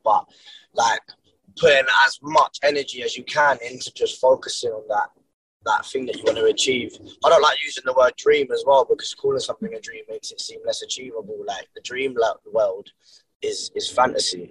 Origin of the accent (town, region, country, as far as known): Brighton, South East England, United Kingdom; born or raised there